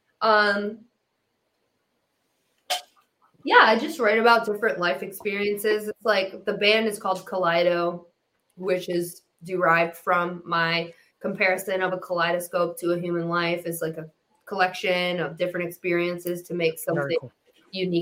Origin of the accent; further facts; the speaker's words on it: Detroit, Michigan, United States; I was raised in Detroit, and I came up with these Midwest values